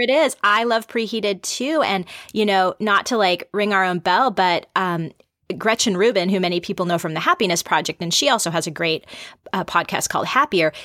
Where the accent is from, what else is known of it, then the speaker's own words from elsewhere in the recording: the Northwest, Pacific Northwest, United States; I grew up here in the Northwest